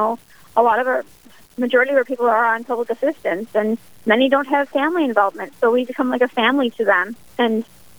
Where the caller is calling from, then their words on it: West St. Paul, Minnesota, United States; I'm tuning in from West St. Paul, Minnesota, presently.